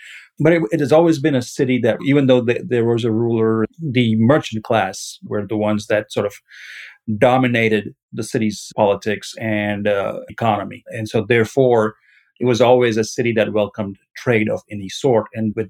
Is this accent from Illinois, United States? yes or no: no; Mississippi, United States; I'm from Mississippi. I've been here since 92. This is where my home is.